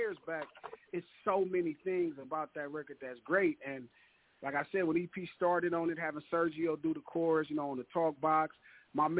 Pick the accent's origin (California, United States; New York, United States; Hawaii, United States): California, United States; Los Angeles; like I'm from Watts